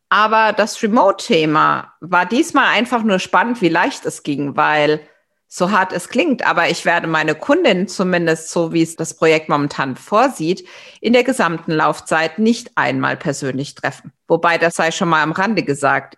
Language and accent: German; Germany; als Deutsche